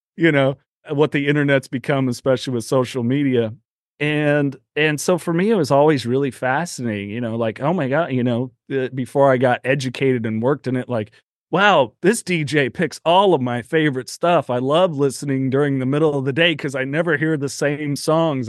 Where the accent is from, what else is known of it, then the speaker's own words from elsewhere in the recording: Aromas, California, United States; also born or lived in Salinas, California; I was born in Salinas, California, so right next to a lettuce field. That's that's really where I grew up in a little town called Aromas, right near Watsonville, California